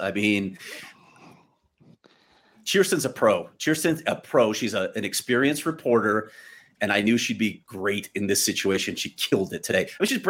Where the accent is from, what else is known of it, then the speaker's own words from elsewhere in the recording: Chicago, Illinois, United States; I grew up in Chicago. Try getting to United Center.